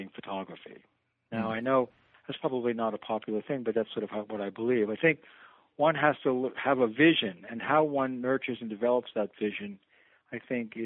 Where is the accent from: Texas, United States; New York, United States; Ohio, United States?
New York, United States; New York City; I'm a New Yorker, and so I was home in Manhattan